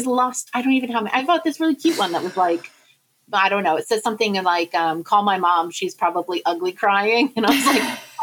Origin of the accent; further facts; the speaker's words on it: United Kingdom; I am a British citizen, dual citizenship